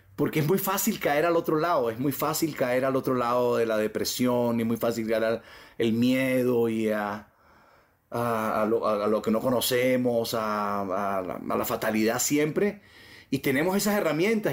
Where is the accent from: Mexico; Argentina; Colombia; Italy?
Colombia